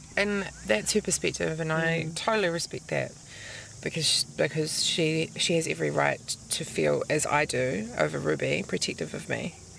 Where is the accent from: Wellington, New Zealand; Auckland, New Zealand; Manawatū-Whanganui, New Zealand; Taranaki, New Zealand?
Auckland, New Zealand; I grew up in Auckland